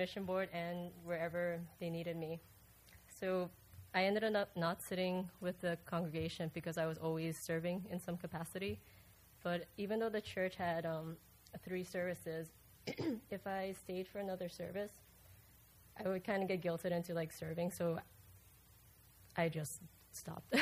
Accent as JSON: {"language": "English", "country": "Aruba", "moved": "as an adult", "lives_now": "Melbourne, United States", "said": "I'm originally from Aruba, but I moved to the States in 2007"}